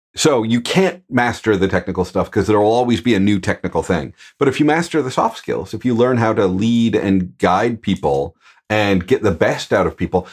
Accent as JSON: {"language": "English", "region": "Midwest", "country": "United States", "said": "I'm a dude from the Midwest"}